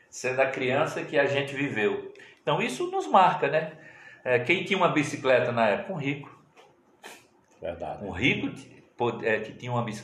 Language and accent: Portuguese; Venturosa, Pernambuco, Brazil; Eu sou o último que nasci aqui em Venturosa, nasci e me criei aqui.